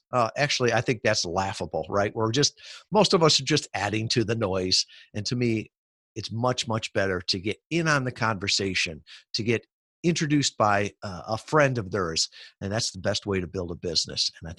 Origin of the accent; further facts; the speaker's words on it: Midwest, United States; I grew up in the Midwest, working class family, and the whole idea of security was to work for a big company, to get a stable job.